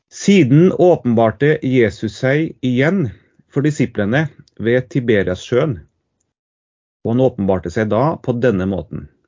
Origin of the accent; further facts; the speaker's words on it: Trondheim, Trøndelag, Norway; also born or lived in Tromsø; now in Trøndelag, Norway; jeg er fra Trondheim